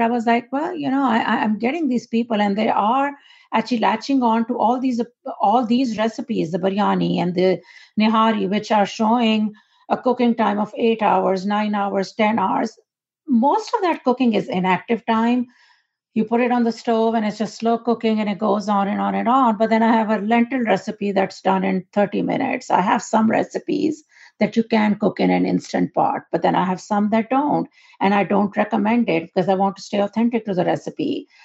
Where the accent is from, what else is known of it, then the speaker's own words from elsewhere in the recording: Pakistan; moved away as an adult; born and raised in Pakistan